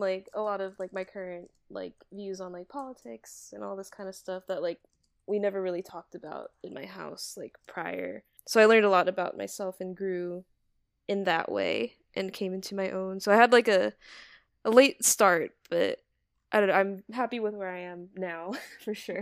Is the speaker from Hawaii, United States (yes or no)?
yes; Hawaii, United States; now in Los Angeles, United States; I'm from Hawaii